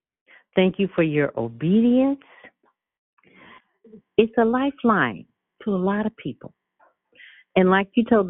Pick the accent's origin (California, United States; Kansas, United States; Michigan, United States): California, United States; San Francisco; I was raised in San Francisco